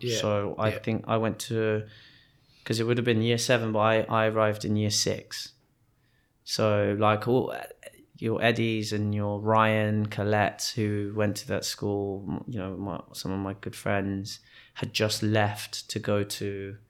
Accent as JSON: {"language": "English", "town": "Wimbledon Park", "region": "London", "country": "United Kingdom", "tie": "born or raised there", "said": "we grew up in Wimbledon Park, and at that time, I think other than Maggie and her family, there's not many black families in the area."}